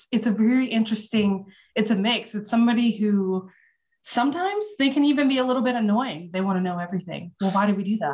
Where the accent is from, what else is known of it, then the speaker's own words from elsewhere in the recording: Louisville, Kentucky, United States; now in Austin, United States; growing up in Louisville, as we say it